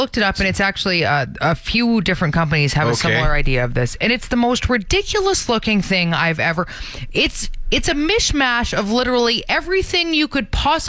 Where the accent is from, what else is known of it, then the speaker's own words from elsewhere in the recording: Ontario, Canada; now in Canadian Prairies; when I was growing up in Ontario